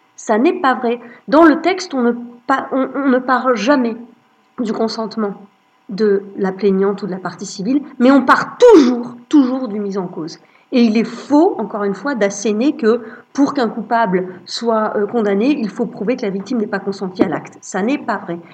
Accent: Lorraine, Grand Est, France; je suis née en Lorraine, j'ai grandi en Lorraine

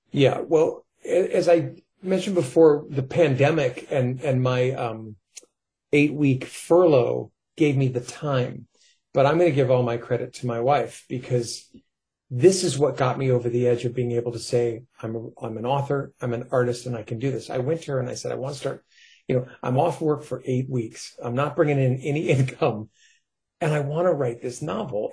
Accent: New York, United States; now in California, United States; I grew up in New York. I had to move to California just to get away from those voices

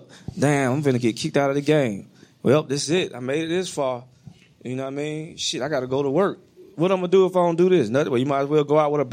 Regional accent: the South, United States; moved away; I'm from the South

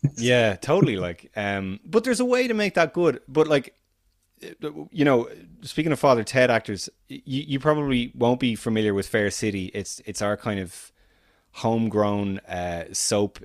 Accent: Ireland; as an Irishman

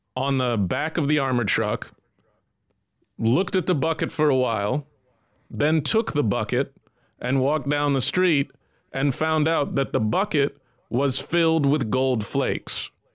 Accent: United States; as an American

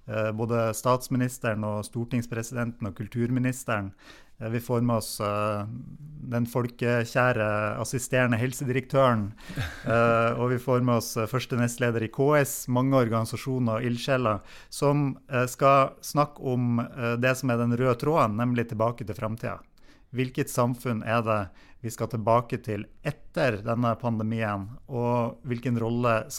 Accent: Nesna, Nordland, Norway; da jeg vokste opp eh, på, på Nisna på, på 80-tallet

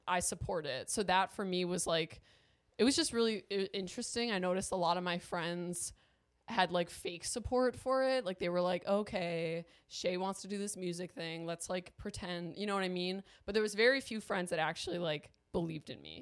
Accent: Milwaukee, Wisconsin, United States; moved away as an adult; I am from Milwaukee. That's where I was born and raised

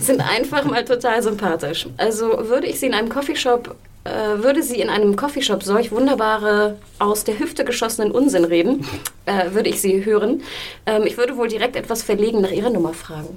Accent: Hamburg, Germany; now in Berlin, Germany; aus Hamburg, aus meiner Heimat

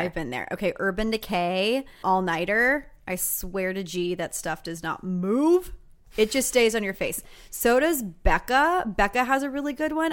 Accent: Texas, United States; moved away; Growing up in Texas

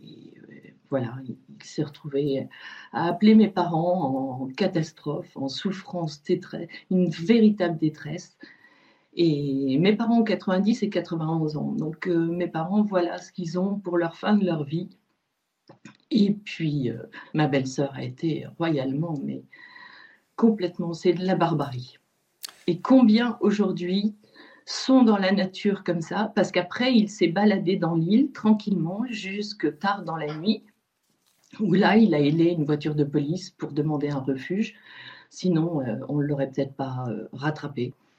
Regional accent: France; Nous sommes français

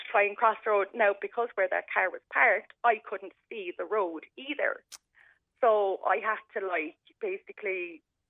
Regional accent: Ballincollig, Munster, Ireland; now in Clonakilty, Ireland; I'm originally from Ballincollig, and when we moved to Clonakilty when I was 17

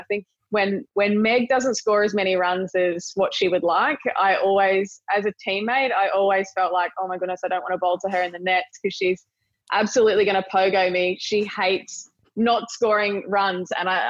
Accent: Australia; we're Australian

